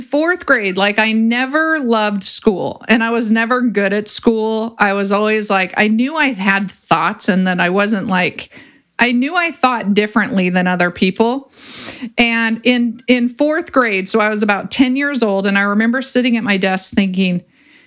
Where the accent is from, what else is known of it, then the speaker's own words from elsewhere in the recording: Ventura, California, United States; I grew up in Ventura and I grew up surfing